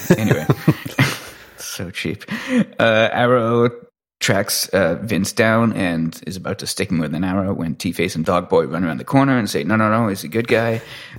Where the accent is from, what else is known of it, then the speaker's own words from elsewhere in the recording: Canada; as a Canadian